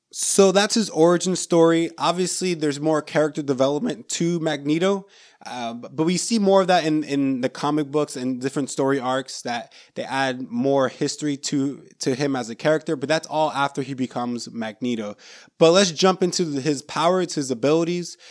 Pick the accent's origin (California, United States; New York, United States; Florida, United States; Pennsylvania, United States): Florida, United States; Orlando; we're from Florida, Central Florida, Orlando area